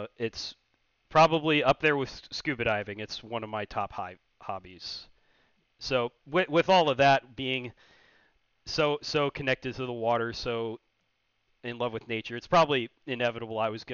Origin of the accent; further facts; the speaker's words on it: Annapolis, Maryland, United States; moved away as an adult; also born or lived in Alaska; now in Florida, United States; I grew up in Annapolis, Maryland